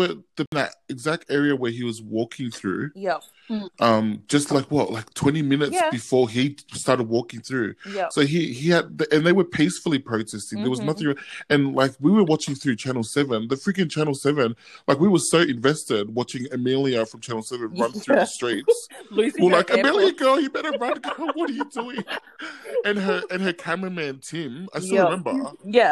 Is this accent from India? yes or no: no; Australia; I'm Australian